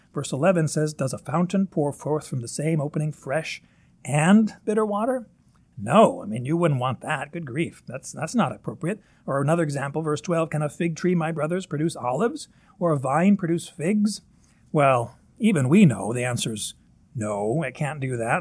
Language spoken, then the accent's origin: English; Northern Kentucky, United States; accent: Northern Kentucky; my Northern Kentucky accent, Corinth.